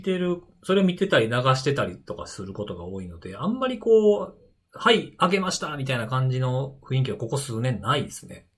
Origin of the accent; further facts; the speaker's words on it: Osaka, Japan; 大阪 生まれ、大阪育ちなんですけど